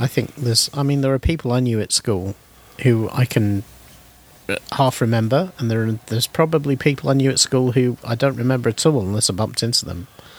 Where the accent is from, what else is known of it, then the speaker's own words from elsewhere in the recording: United Kingdom; when I was growing up in Britain